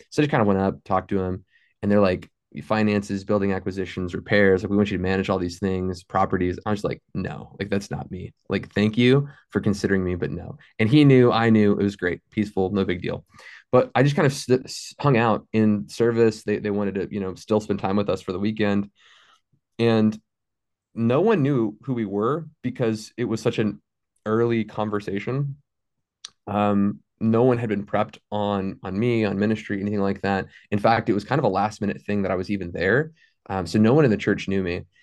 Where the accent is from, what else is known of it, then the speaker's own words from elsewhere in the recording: Fort Worth, Texas, United States; moved away as an adult; also born or lived in Saint Elmo, Illinois; now in Ada, United States; I grew up in Fort Worth my entire life